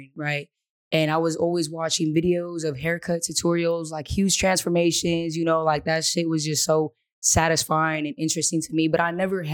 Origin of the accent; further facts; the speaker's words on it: Daly City, California, United States; also born or lived in Florida; I am from Daly City, California. Shout out to the Bay Area